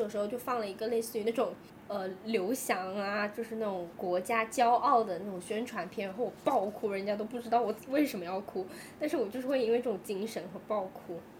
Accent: China; 我是回答我是中国人，还是我应该回答我是大陆人？

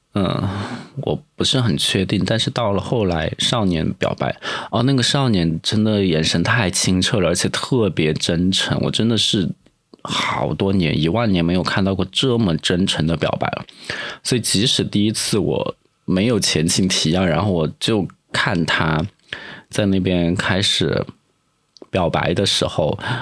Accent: Sichuan, China; now in Sanya, China; 毕竟我也是个四川人，我就觉得感冒就应该去吃火锅

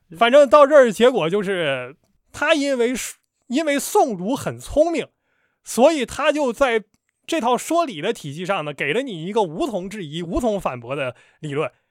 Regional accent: Northeast China, China; now in Shanghai, China; 我是一个东北人

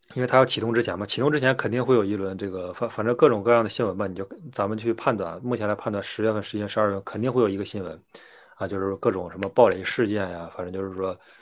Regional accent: China; 我们大陆人

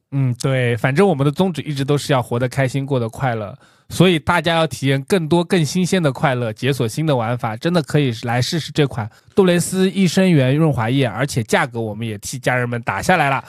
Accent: China; 我们中国人是有缺失的

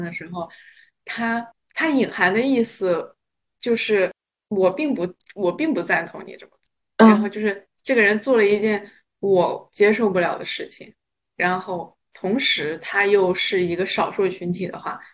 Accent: China; now in United States; 首先我们都是中国人，然后从小教育的一个想法就是天下大一统

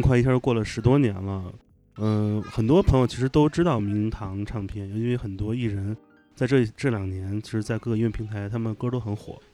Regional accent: Shanghai, China; 我来自上海

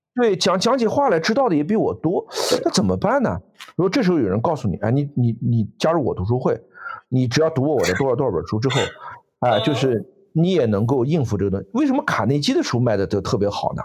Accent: China; 我们中国人

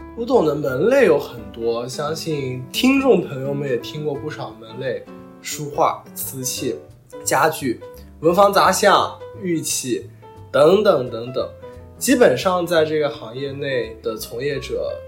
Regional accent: Lishui, Zhejiang, China; now in London, United Kingdom; 我老家是浙江丽水沁源县

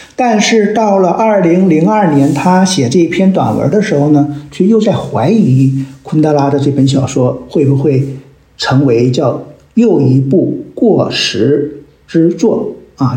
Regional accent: China; 我们中国人可能都对历史有一种崇拜感，啊，因为我们民族历史源远流长

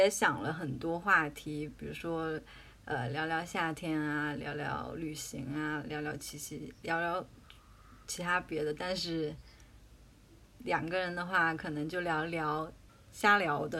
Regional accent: Jiangxi, China; 因为我是江西人嘛，

